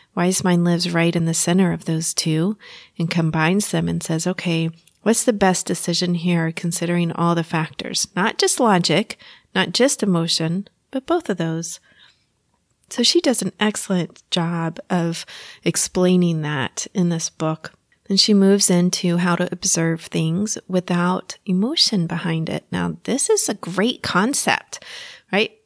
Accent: Texas, United States; accent: Texas; my Texas accent is coming out

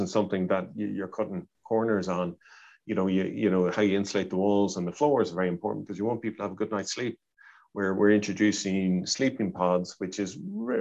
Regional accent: Dublin, Leinster, Ireland; moved away; my hometown of Dublin

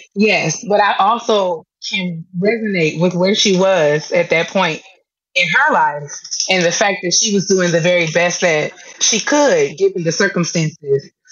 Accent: New York, United States; moved away as an adult; also born or lived in DMV (Washington metropolitan area); now in DMV, United States; I live in the DMV now, but I'm originally from New York

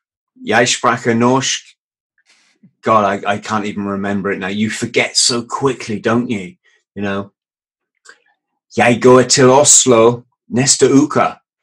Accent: Bromley, London, United Kingdom; born there; also born or lived in South West England; I was born in southeast London, a place called Bromley.

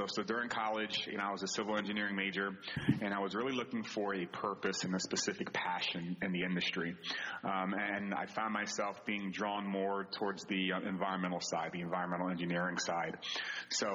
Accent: New Jersey, United States; moved away as an adult; also born or lived in Philadelphia area; now in New York City, United States; I grew up in the South Jersey area

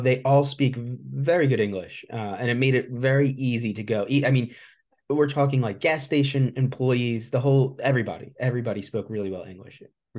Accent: United States; I was from the United States.

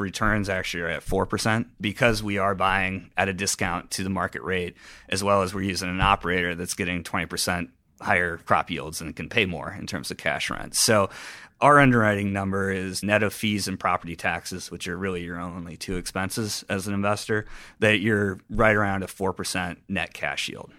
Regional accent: Cedar Rapids, Iowa, United States; moved away as an adult; also born or lived in Boston; I grew up in Cedar Rapids, Iowa

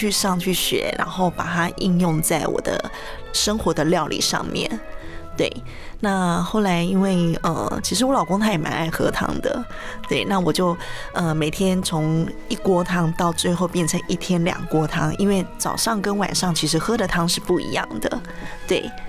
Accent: Taiwan; moved away as an adult; also born or lived in Shanghai / Hong Kong; 我，是台湾人，没错。

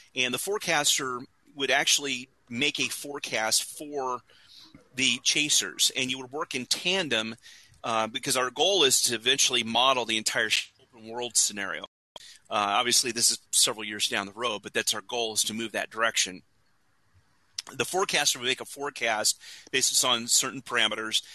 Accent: Indiana, United States; I grew up in Indiana

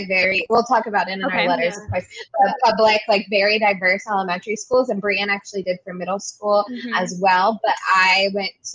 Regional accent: Maryland, United States; we're from Maryland

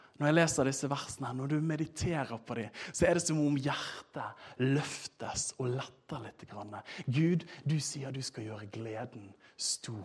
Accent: Bergen, Vestland, Norway; jeg er fra Bergen

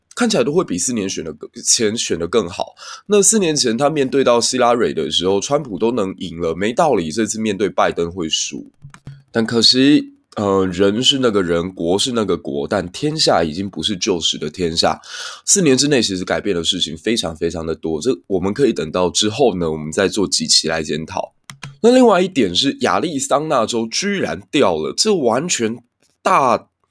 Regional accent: Kaohsiung, Taiwan; 身为一个高雄人

